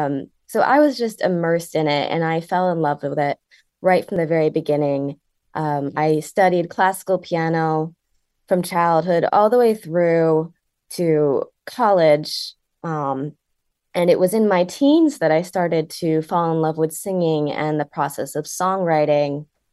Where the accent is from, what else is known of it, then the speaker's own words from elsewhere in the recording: Connecticut, United States; So I was born and raised in Connecticut. I was born in Litchfield County. And we briefly moved out of the state before we came back to where I currently live in the northeastern corner of the state.